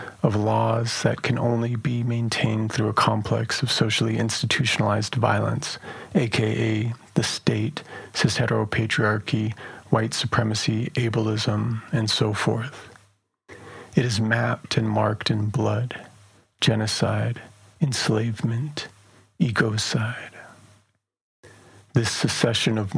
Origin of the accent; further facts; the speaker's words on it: Black Mesa, Arizona, United States; moved away; I'm originally from Black Mesa